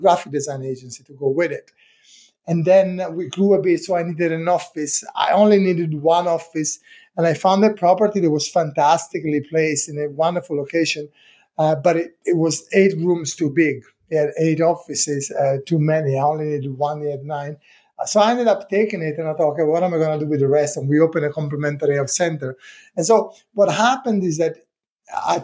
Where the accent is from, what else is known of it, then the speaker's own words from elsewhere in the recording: Italy; English is a second language; moved away as an adult; now in United Kingdom; when I was 25, I thought, you know, what am I doing here? Let me try and do something different. So I left Italy